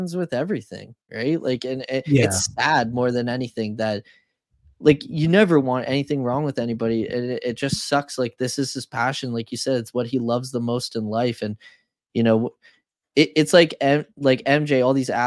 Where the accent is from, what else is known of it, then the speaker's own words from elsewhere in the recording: Canada; as a Canadian